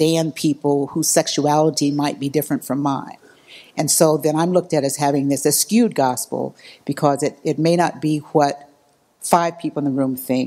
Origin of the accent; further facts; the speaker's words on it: Missouri, United States; I was raised Baptist in Missouri, so I was real Baptist